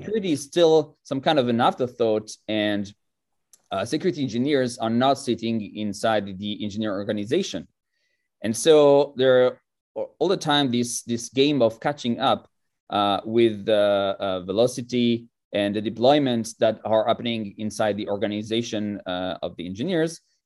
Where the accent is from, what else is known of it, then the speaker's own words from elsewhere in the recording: France; moved away as an adult; now in Israel; I was born in France most, uh, forty-four years ago